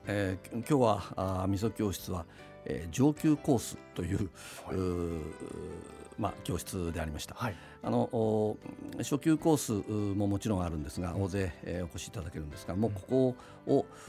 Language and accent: Japanese; Utsunomiya, Tochigi, Japan; ずっと宇都宮で生まれて育って